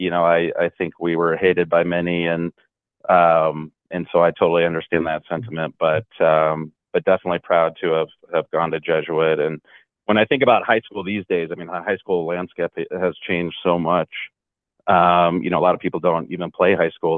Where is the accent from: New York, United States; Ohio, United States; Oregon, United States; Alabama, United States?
Oregon, United States; Portland; growing up in Portland.